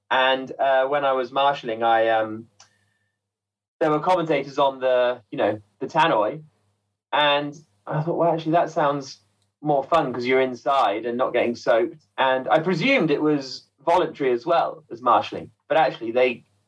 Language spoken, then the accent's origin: English; Midlands, United Kingdom; Well, so I grew up in the Midlands. I was born and grew up in the Midlands